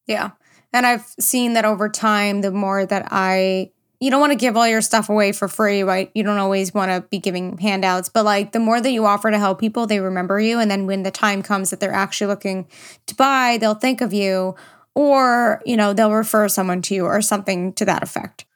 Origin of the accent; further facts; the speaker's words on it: New York, United States; I'm from New York